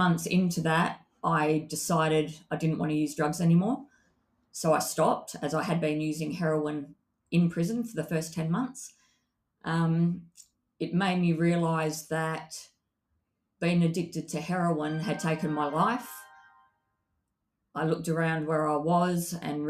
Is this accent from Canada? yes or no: no; Perth, Western Australia, Australia; my book is about growing up in Perth, Western Australia